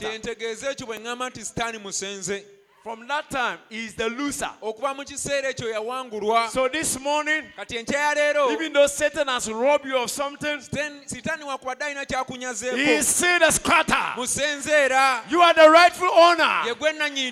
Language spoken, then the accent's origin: English; Ghana; I came all the way from Ghana